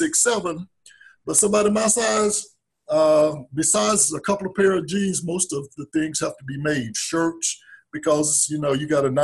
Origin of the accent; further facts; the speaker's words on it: South Georgia, United States; I'm from South Georgia. Grandparents raised me.